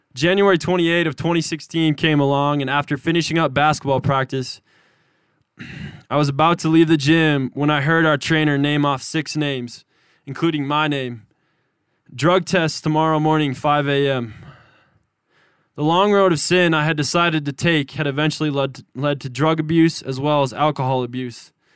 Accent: Manhattan, Montana, United States; I'm from Manhattan, Montana.

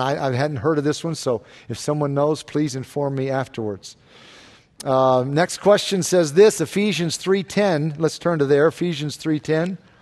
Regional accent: the South, United States; moved away; where I grew up in the South

